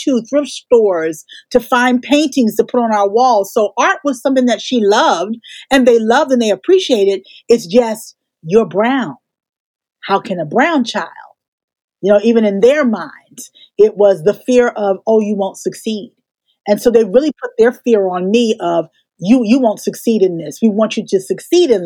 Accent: Newark, New Jersey, United States; I grew up in Newark, New Jersey. So I'm a brick city girl

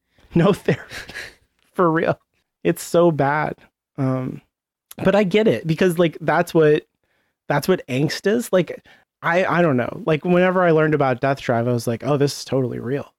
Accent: United States; As an American

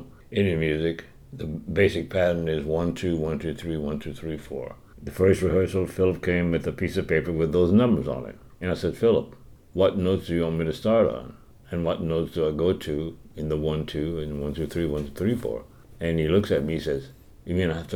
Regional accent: Cecilia, Louisiana, United States; moved away; also born or lived in New York; I grew up in Cecilia, Louisiana, born on November 16, 1938

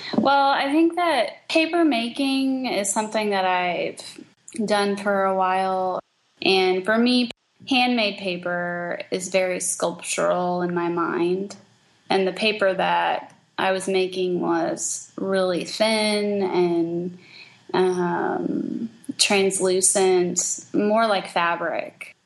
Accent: Kansas City, United States; also born or lived in Springfield, Missouri / Albuquerque, New Mexico; now in St. Louis, United States; I grew up in Kansas City

